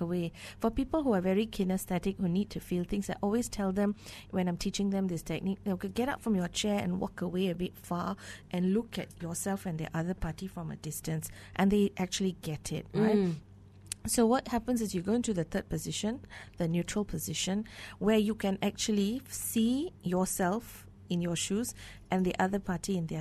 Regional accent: Malaysia

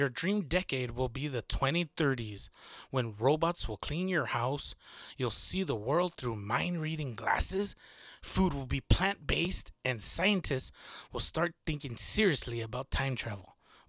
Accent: Texas, United States; I'm from Texas, so this is super common. I live in a city, not very rural part

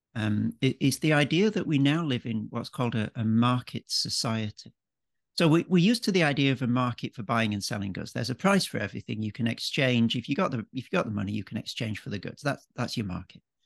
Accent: Yorkshire and the Humber, United Kingdom; moved away as an adult; also born or lived in Cambridge; now in Melbourne, Australia; an Englishman. Um, so born and brought up in Yorkshire, uh, in the north of England

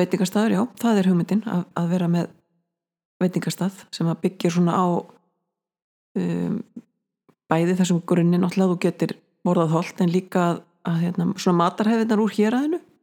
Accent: Snæfellsnes, Western Region, Iceland; now in Borgarnes, Iceland; ég fættu uppalinn á Snæfellsnesi, minniborg, Mikloseppi

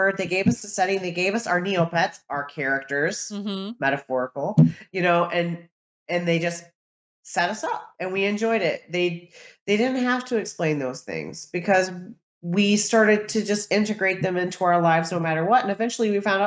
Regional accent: United States; as an American

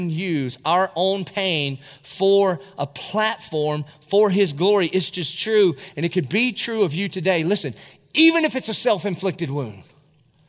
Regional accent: Dillon, South Carolina, United States; now in Jacksonville, United States; I was from Dillon, South Carolina. I was in the 10th grade

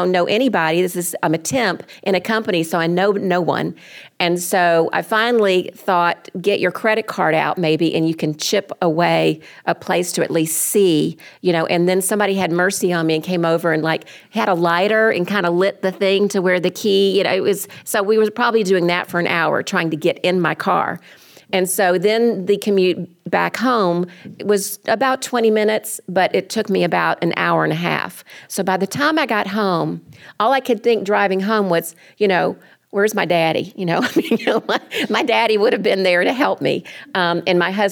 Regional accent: Atlanta, Georgia, United States; moved away as an adult; being from Atlanta

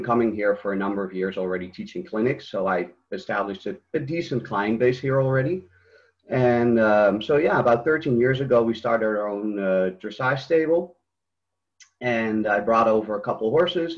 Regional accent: Netherlands; moved away as an adult; now in United States; I'm from Holland originally, and I was trained there

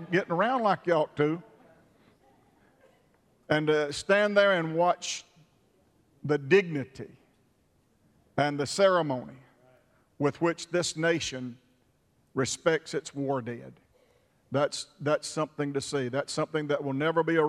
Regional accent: United States; I was born an American

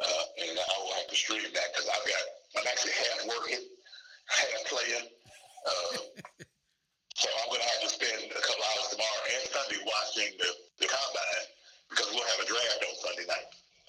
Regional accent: Fayetteville, North Carolina, United States; One, it is my hometown. And never would I have thought I would have had an opportunity to coach a professional team in my hometown.

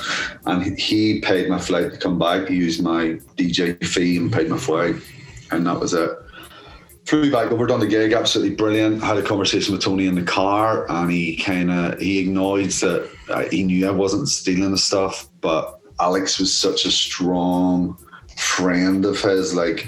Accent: Ireland; And then I'm Irish as well. And there wasn't a great feeling for a lot of Irish people in Birmingham at the time with all the IRA bonds and all this fucking shit.

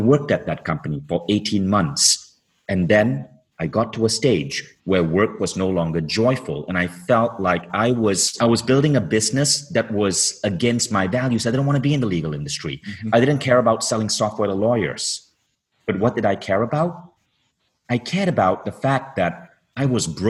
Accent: Malaysia; moved away as an adult; also born or lived in Michigan; I was growing up in Malaysia

